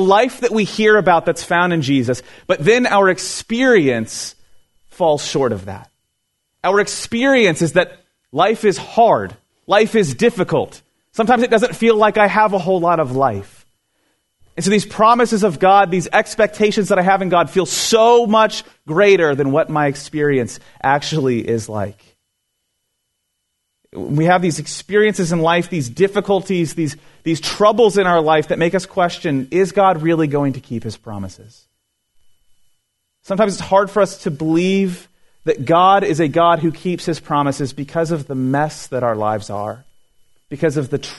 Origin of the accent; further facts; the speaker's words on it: Florida, United States; also born or lived in California; I lived in California for a couple years in my early 20s, I'm originally from Florida, and when I was living out there